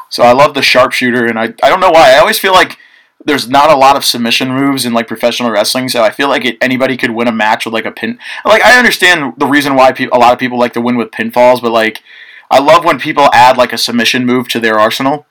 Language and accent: English; Mahopac, New York, United States; I've been from New York my whole life